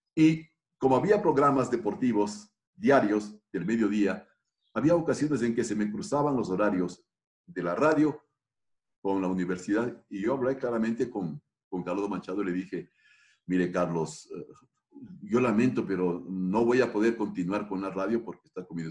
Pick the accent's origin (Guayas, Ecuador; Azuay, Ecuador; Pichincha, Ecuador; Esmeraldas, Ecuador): Pichincha, Ecuador; Quito; como suelen decir en mi tierra, soy quiteño de Quito